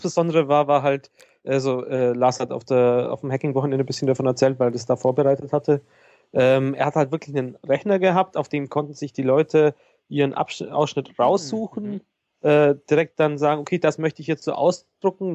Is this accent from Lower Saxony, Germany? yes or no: no; Bavaria, Germany; Das bin ich ja aus Bayern gar nicht gewohnt